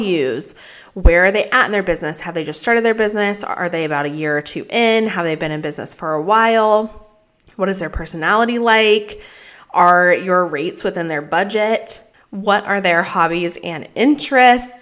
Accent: Colorado, United States; moved away; Colorado, which is where I am from, where I grew up

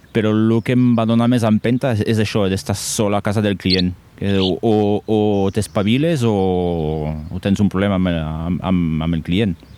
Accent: Toulouse, Occitania, France; Catalan is a second language; moved away as an adult; now in Ordino, Andorra; vinc de França, de, de Tolosa en concret

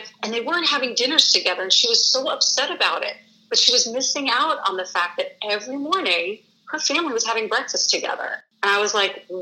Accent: New York City, New York, United States; now in Michigan, United States; I'm from New York City, so I have lots of family back east too.

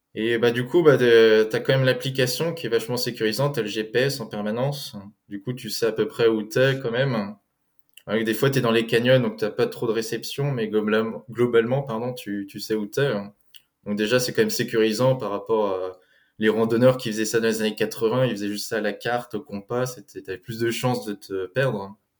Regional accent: France; also born or lived in Eugene, Oregon, United States / Germany; Je suis né aux États-Unis, à Eugène, dans l'Oregon, mais j'ai grandi en France.

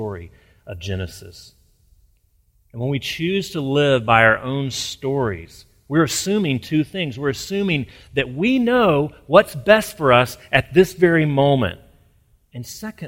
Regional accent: Alabama, United States; I grew up near in Alabama

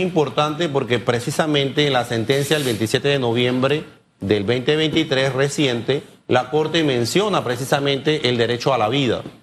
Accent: Panama

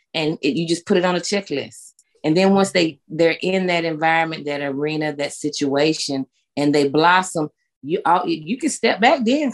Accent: Winston-Salem, North Carolina, United States; born or raised there; moved away as an adult; now in Gastonia, United States

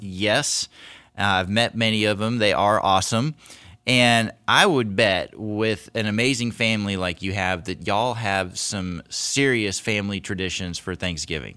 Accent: Seattle, Washington, United States; I grew up in Seattle

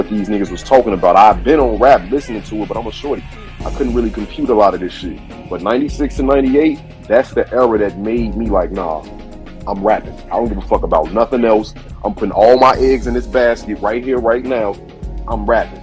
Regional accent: Chicago, Illinois, United States; I'm from the crib, I'm from Chicago

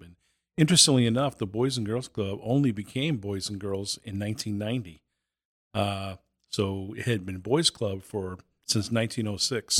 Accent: Boston, Massachusetts, United States; moved away; also born or lived in Southern New Hampshire; I was born and raised in Boston, later on lived in Southern New Hampshire.

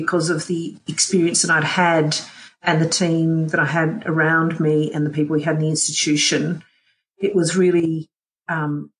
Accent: Canberra, Australian Capital Territory, Australia; work in my hometown's university that is just there to support my hometown

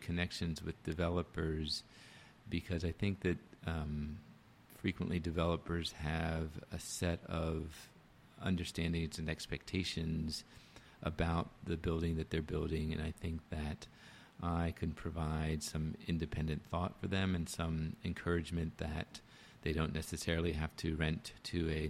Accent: Washington, District of Columbia, United States; Washington, my hometown

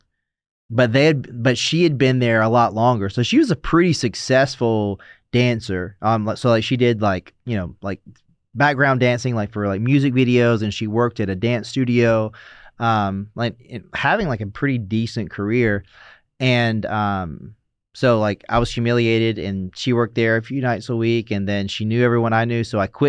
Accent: the South, United States; I mean, so I grew up in the South, so it's like first and middle name, you know

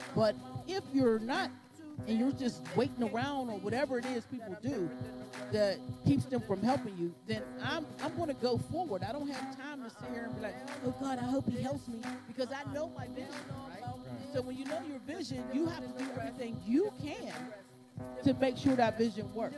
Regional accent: Pittsburgh, Pennsylvania, United States; we're from Pittsburgh and we're underground artists.

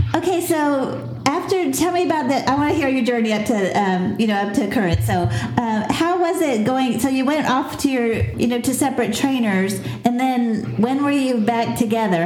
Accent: Pensacola, Florida, United States; Pensacola is my hometown

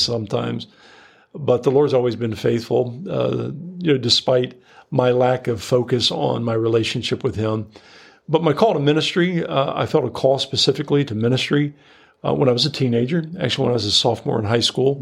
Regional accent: Sidney, Ohio, United States; growing up in Ohio

